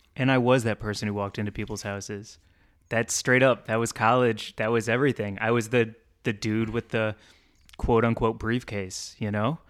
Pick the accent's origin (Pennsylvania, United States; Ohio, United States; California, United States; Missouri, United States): Missouri, United States; St. Louis; moved away; I grew up in St. Louis